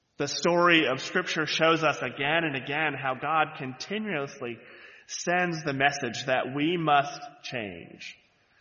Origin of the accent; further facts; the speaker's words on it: the Bible Belt, United States; moved away; I grew up in the Bible Belt, so everyone was in church on Sundays